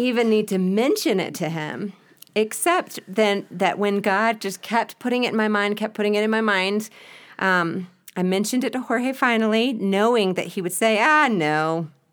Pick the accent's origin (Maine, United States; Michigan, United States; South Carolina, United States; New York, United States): South Carolina, United States; Spartanburg; moved away as an adult; now in Quito, Ecuador; I was born and raised in Spartanburg, South Carolina.